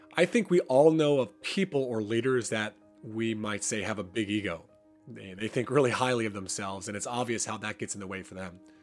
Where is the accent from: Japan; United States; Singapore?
United States; moved away; I'm from the States